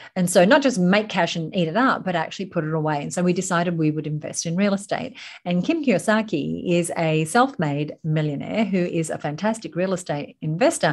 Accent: Sydney, New South Wales, Australia; also born or lived in United Kingdom / United States; So I live in Sydney, Australia, born and raised in Sydney, Australia, though I have done stints in the U K and the U S

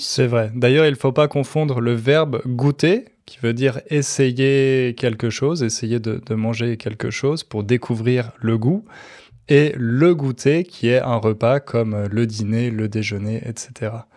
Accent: France; chez nous, en France

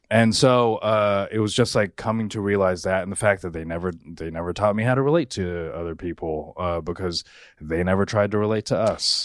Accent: United States; I was the first one in my family born here

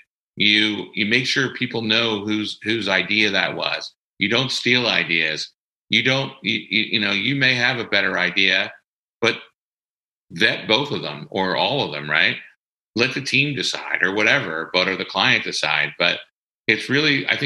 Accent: Delco, Ripley, Pennsylvania, United States; from Delco, right? I'm from Ripley. And in Delco, it's all about keeping it real

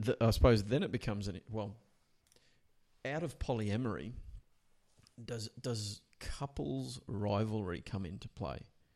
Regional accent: Australia; we're Australian.

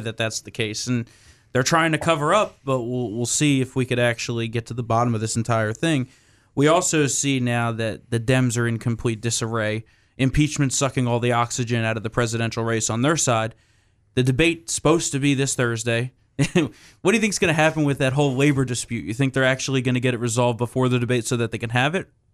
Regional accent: New Jersey, United States; my home state of New Jersey

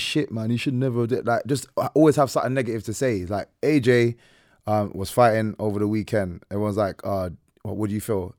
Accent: Ireland; I'm Irish

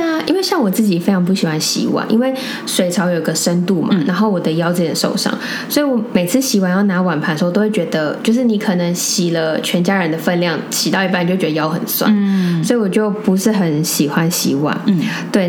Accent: Taipei, Taiwan; 我们从小在台北长大

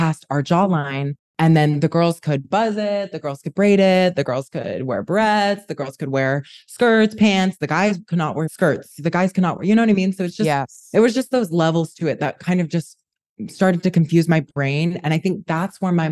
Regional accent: Utah, United States; moved away as an adult; now in New York, United States; I am a New Yorker born in Utah

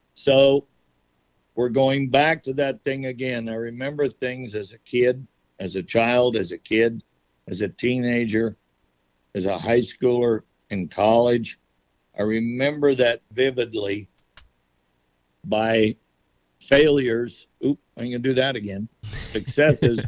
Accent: Nevada, United States; my Native American heritage that I was raised with in Nevada

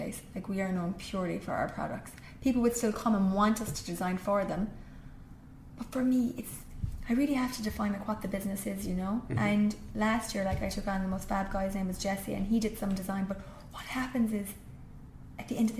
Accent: Rathmore, Munster, Ireland; moved away as an adult; I grew up in Kerry

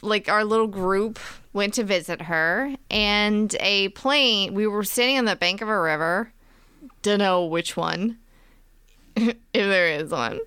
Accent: Virginia, United States; Virginia, which is where we're from

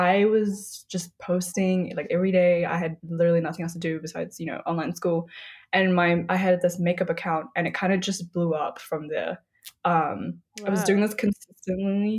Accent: New Zealand; I was obviously born and raised in New Zealand, but I'm of Nepali descent.

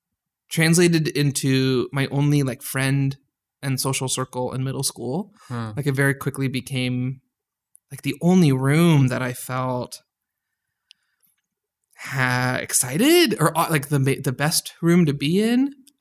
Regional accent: suburbs of Chicago, Illinois, United States; also born or lived in Karachi, Pakistan / Addison / Lombard / Schaumburg; I was born in Karachi, Pakistan, but very much grew up in the suburbs of Chicago.

